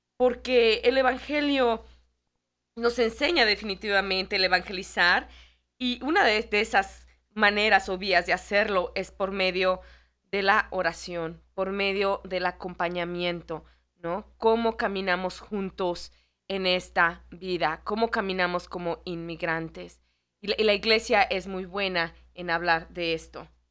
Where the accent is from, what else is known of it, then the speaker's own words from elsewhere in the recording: Mexico City, Mexico; now in Chicago, United States; en mi país, Ah, yo, soy de la Ciudad de México